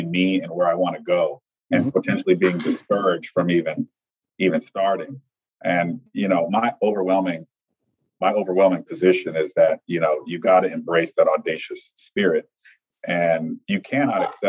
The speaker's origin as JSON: {"language": "English", "town": "Chicago", "region": "Illinois", "country": "United States", "tie": "born or raised there", "said": "I'm from Chicago. Mm-hmm. And so I grew up in downtown Chicago"}